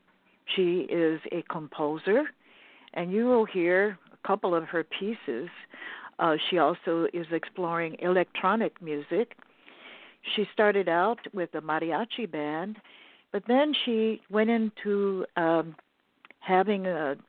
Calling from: Los Angeles, California, United States; I'm calling from Los Angeles, California, the Beverly Hills area.

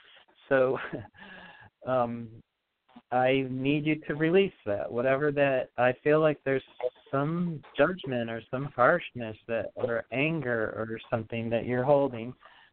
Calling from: Pennsylvania, United States; I'm calling from Pennsylvania.

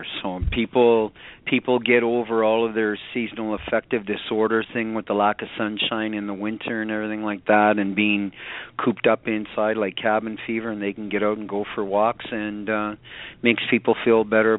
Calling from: Canada; Canada, my friend.

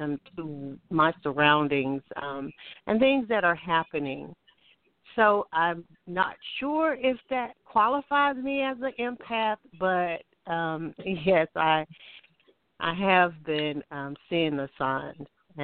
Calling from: Alabama, United States; I'm calling from Alabama.

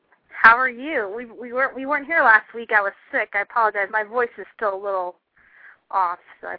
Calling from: Chicago, Illinois, United States; I'm great. I'm live from Chicago, so I'm happy to be here.

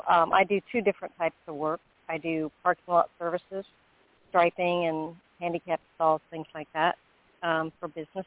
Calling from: Florida, United States; I'm calling from Florida.

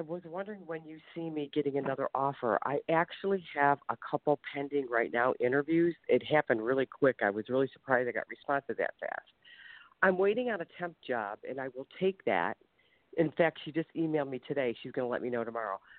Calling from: Ohio, United States

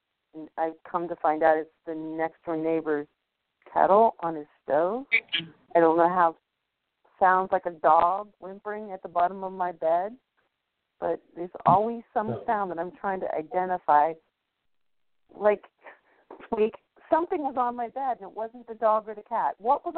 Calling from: New Orleans, Louisiana, United States; I'm in New Orleans.

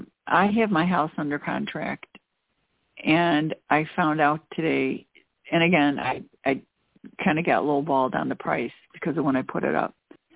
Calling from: Chicago, Illinois, United States; I'm calling from the Chicago area.

